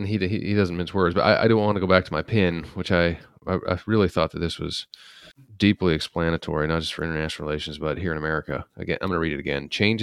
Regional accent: Salt Lake City, Utah, United States; so I'm from Utah, Salt Lake, and it's just, I remember going to Vegas and there wasn't anyone but white people there.

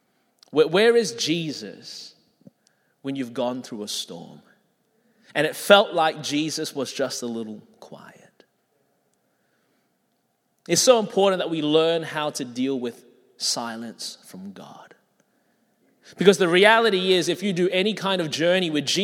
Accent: Melbourne, Victoria, Australia; now in Anderson, United States; I was born in Melbourne, Australia. That's the reason my voice is this way

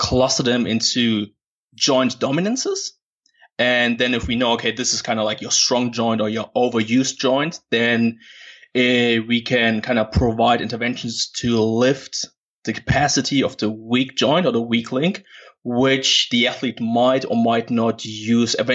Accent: Germany; moved away as an adult; now in Perth, Australia; born and raised in Germany

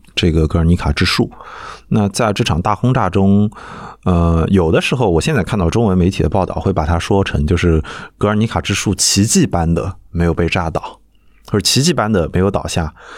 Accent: Nanjing, Jiangsu, China; 我是南京人

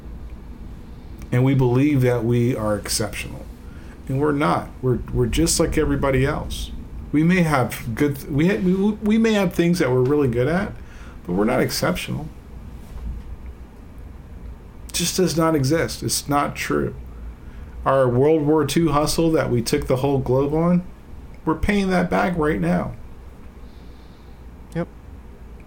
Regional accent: United States; I am an American, and I am, like, I acknowledge the fact I'm an American

